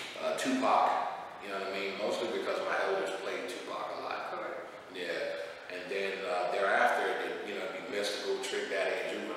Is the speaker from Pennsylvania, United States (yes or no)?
no; Pahokee, Florida, United States; I'm from Pahokee, Florida, original Florida native.